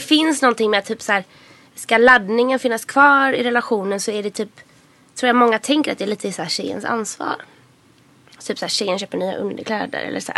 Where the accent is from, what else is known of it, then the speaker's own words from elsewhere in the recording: Gothenburg, Västra Götaland, Sweden; now in Stockholm, Sweden; huvudkaraktären kommer ju från Göteborg, mm. så som jag gör